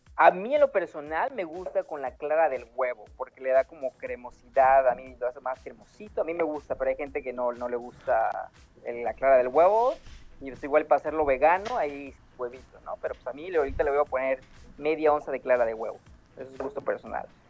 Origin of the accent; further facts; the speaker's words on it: Oaxaca, Mexico; moved away as an adult; now in Los Angeles, United States; yo soy original, originariamente de Oaxaca, llevo radicando 10 años aquí